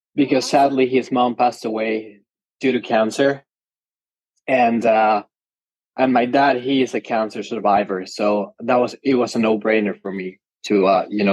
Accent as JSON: {"language": "English", "region": "Mexico City", "country": "Mexico", "said": "I'm originally from Mexico City."}